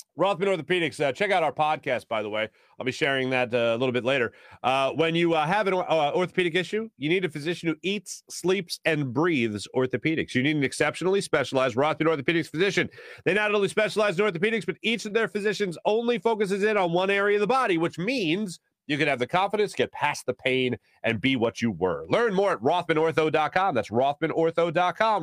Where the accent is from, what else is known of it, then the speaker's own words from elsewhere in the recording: Philadelphia, Pennsylvania, United States; I'm from Philly.